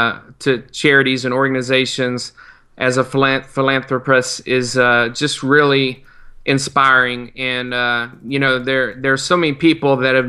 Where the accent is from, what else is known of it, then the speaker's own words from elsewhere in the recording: South Carolina, United States; moved away; my home state of South Carolina